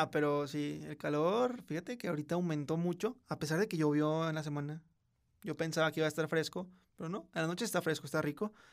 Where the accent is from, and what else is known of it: Mexico